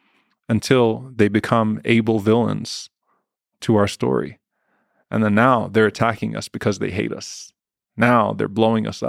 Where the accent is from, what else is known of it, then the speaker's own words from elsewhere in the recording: South Louisiana, United States; moved away as an adult; also born or lived in New Orleans; now in Dallas, United States; I'm speaking as a Palestinian American Muslim who grew up in South Louisiana